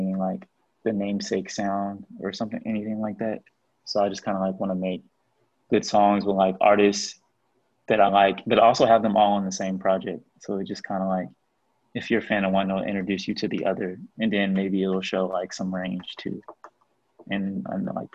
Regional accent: Grandview, Missouri, United States; also born or lived in Kansas City; I grew up in Grandview, or at least like part of my time in KC, I was in Grandview

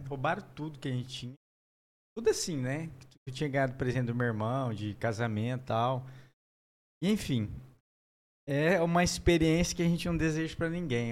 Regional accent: Maringá, Paraná, Brazil; moved away; also born or lived in Londrina / Três Lagoas; a gente foi para Londrina, eu sou de Maringá.

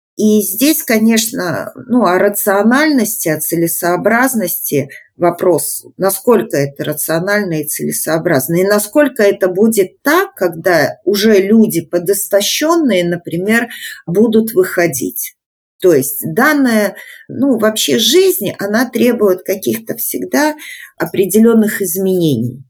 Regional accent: Belarus; мы белорусы, мы собрались в сообщество

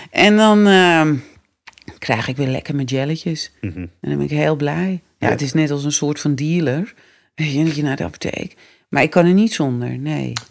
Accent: West Friesland, North Holland, Netherlands; accent: West Frisian; moved away; also born or lived in Amsterdam; West-Friesland. Mijn moeder is van boven Karspel. Oh, grappig. Dus ik spreek ook gewoon West-Fries hoor.

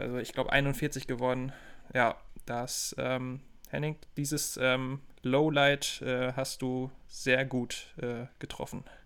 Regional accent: Germany; als Deutscher

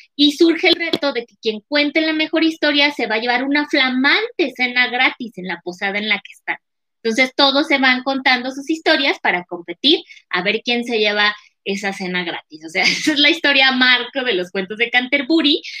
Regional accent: Mexico; also born or lived in Durango, Mexico; así como los mexicanos somos muy refraneros

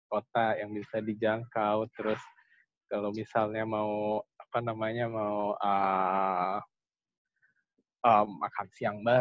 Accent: Indonesia; lah kita kan dari Indonesia lumayan uh, bisa menyombongkan bulu tangkisnya.

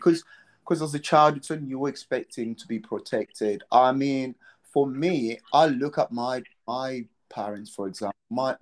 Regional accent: Malawi; now in United Kingdom; I was born in Malawi.

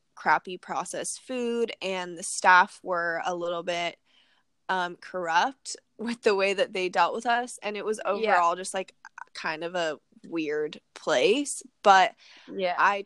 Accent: United States; growing up in America

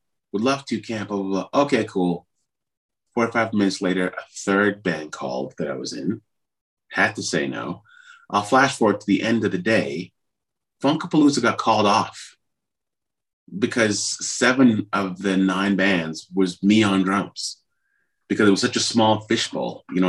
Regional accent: Ottawa, Ontario, Canada; And I'm like, I'm just from Ottawa, blah, blah, blah.

